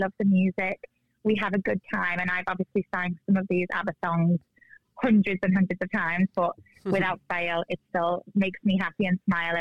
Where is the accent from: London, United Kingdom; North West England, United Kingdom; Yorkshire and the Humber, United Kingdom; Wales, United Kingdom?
North West England, United Kingdom; Liverpool; now in Las Vegas, United States; when I was in my hometown, which I'm originally from Liverpool, UK